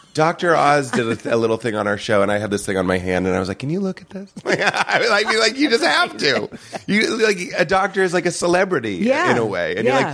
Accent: Ireland; As an Irish person, I find that we're hard-headed and we'll sit on something for a long time, too, that in a similar way.

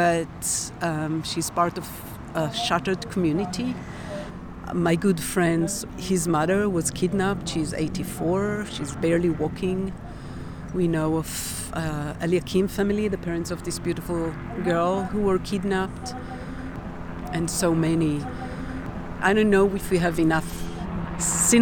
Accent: Nahal Oz, Southern District, Israel; moved away; I was raised and born in Kibbutz Nachal Oz

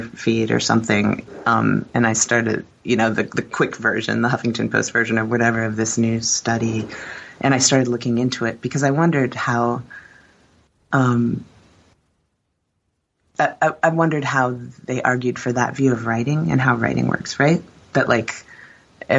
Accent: Warsaw, Indiana, United States; also born or lived in Philadelphia, Pennsylvania; Warsaw, like northern Indiana

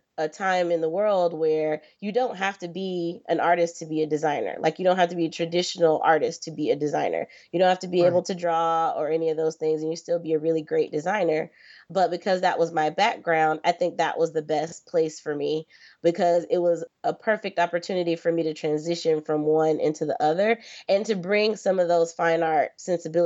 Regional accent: Florida, United States; I'm originally from Florida

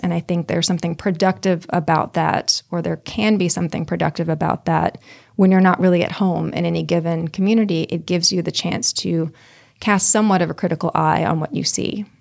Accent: Pine Bluff, Arkansas, United States; Pine Bluff, Arkansas, where I grew up

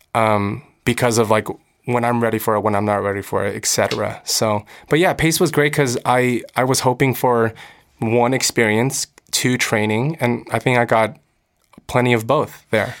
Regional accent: United States; I'm American. I'm growing up in America. I speak English.

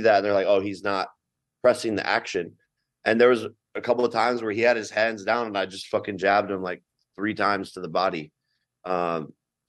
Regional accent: Cleveland, Ohio, United States; Even in my hometown, I was in Cleveland

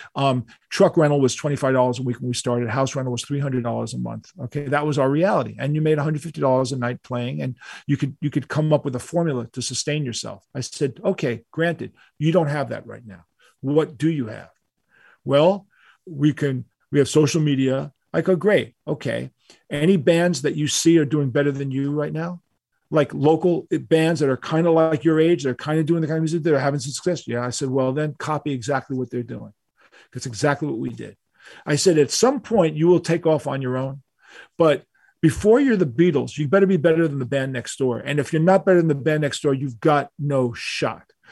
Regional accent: New York City, New York, United States; we're from New York. You know, all, all of us were born in New York City. I was born in Manhattan

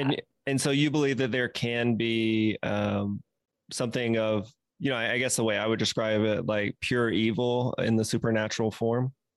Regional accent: the South, United States; growing up in the South

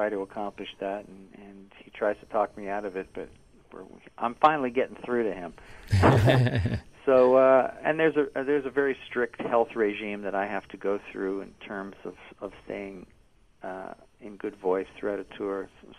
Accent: Toronto, Ontario, Canada; I support my hometown.

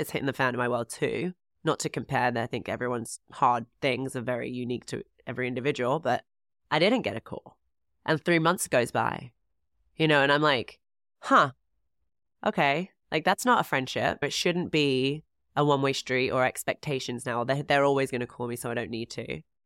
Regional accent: England, United Kingdom; moved away as an adult; also born or lived in Florida; I'm from England

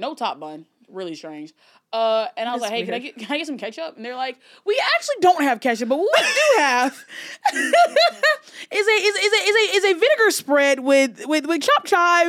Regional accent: the South, United States; I'm from the South, like

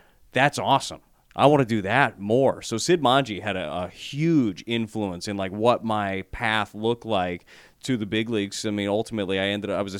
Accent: Las Vegas, Nevada, United States; moved away; my hometown, Las Vegas

